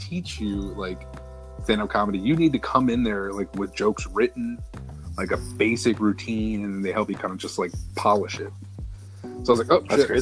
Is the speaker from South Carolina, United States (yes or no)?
no; Manassas, Virginia, United States; also born or lived in Danville, Virginia; I'm from Manassas, Virginia. Grew up here since I was about four years old